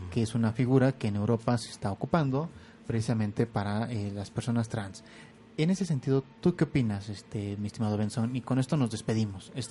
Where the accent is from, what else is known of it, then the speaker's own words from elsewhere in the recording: Hidalgo, Mexico; Por ejemplo, que soy del estado de Hidalgo